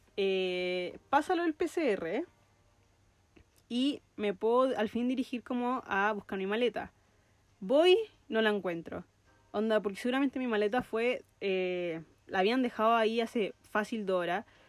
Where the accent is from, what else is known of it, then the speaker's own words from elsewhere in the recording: Chile; first language Spanish; also born or lived in New Zealand; estoy en Chile, estoy pisando suelo chileno